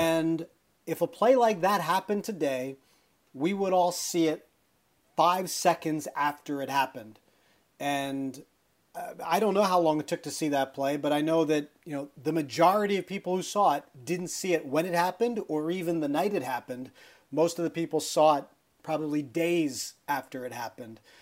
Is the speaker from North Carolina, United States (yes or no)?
no; Pennsylvania, United States; as a kid growing up in Pennsylvania